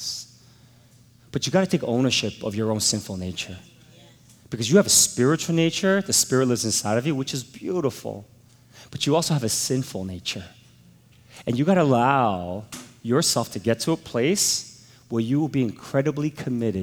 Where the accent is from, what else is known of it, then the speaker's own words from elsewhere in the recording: United States; I'm an American.